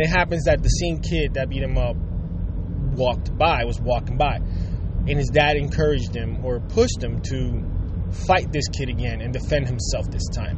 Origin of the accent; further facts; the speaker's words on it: Puerto Rico; growing up, I grew up in Puerto Rico